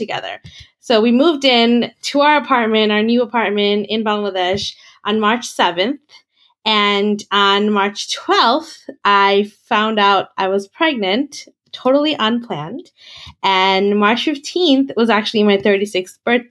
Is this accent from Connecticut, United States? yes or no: no; New York City, New York, United States; moved away; I'm a New Yorker. I was born and raised here